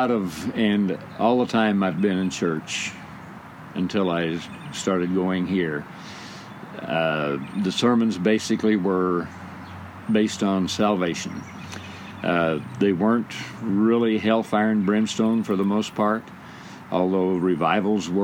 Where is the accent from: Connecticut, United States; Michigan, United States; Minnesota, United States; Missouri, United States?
Missouri, United States; Monett; I was raised in the First Southern Baptist Church in Monette, Missouri at 4th and Broadway. That's where I attended church from the time I was born until I went to college.